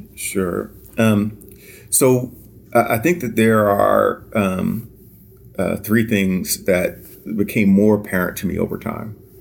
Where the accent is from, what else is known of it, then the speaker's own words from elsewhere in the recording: Washington, District of Columbia, United States; moved away as an adult; I actually am born and raised in Washington, D C. I grew up in Southeast D C